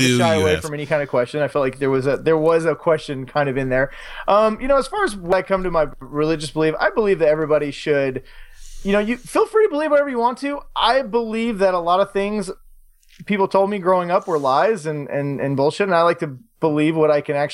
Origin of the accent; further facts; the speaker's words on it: United States; I like Coors Light because I'm American.